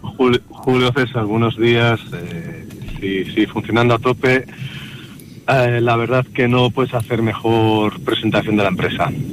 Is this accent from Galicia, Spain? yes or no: no; Palencia, Castile and León, Spain; los que somos de, de, Palencia